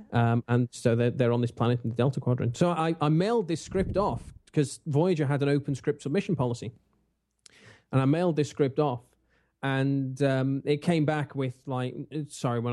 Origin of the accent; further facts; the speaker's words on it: England, United Kingdom; I'm English.